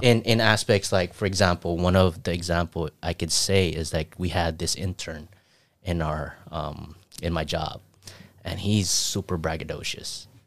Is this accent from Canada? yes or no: no; Saipan, Northern Mariana Islands; moved away